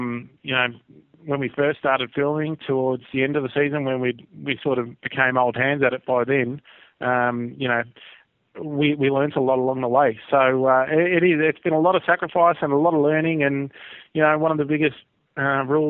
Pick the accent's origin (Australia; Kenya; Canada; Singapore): Australia; as Aussie duck hunters